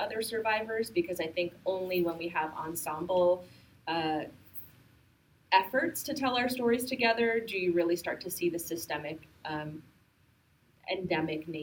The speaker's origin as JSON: {"language": "English", "town": "Bergenfield", "region": "New Jersey", "country": "United States", "tie": "born or raised there", "also_born_or_lived": "Jackson Heights, New York", "said": "I grew up in Jackson Heights a little bit and then from the age of four onwards in a very working class immigrant community in northern New Jersey, and so maybe 20 minutes across the George Washington Bridge in Bergenfield"}